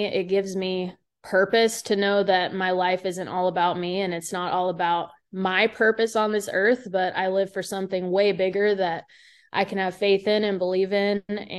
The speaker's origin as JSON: {"language": "English", "town": "Pittsburgh", "region": "Pennsylvania", "country": "United States", "tie": "born or raised there", "said": "the church we started going to was a lot bigger than the church that I grew up in Pittsburgh."}